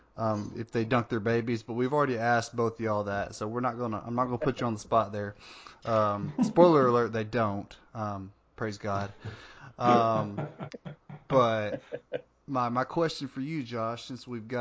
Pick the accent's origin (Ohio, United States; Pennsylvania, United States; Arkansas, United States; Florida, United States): Arkansas, United States; West Memphis; I'm from the West Memphis area